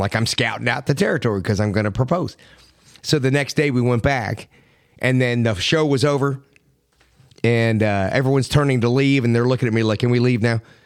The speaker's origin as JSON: {"language": "English", "town": "Miami", "region": "Florida", "country": "United States", "tie": "born or raised there", "also_born_or_lived": "Philadelphia", "moved": "yes", "said": "I grew up in Miami"}